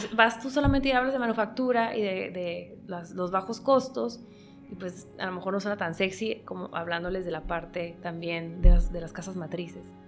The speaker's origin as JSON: {"language": "Spanish", "country": "Mexico", "said": "yo soy mexicana"}